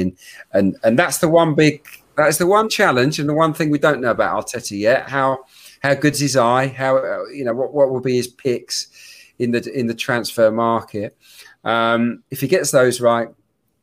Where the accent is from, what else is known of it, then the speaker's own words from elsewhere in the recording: Suffolk, East of England, United Kingdom; I was brought up in Suffolk